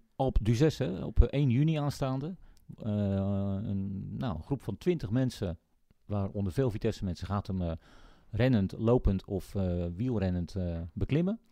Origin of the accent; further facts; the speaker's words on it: Netherlands; wij, wij wel directer als Nederlanders